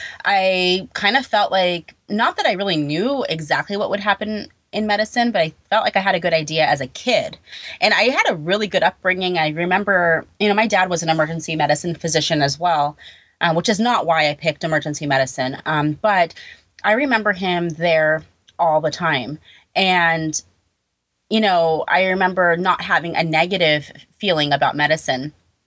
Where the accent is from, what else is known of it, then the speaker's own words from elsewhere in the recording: California, United States; now in New York, United States; You know, I moved from California to New York.